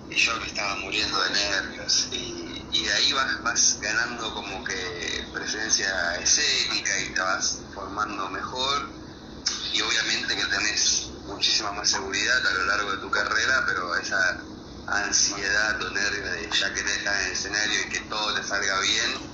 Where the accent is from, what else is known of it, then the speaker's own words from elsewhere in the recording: Argentina; moved away; yo soy argentino